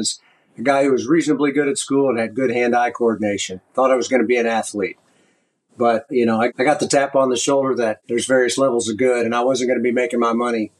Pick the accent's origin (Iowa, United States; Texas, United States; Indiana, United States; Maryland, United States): Texas, United States; Austin; I got back to my hometown of Austin, Texas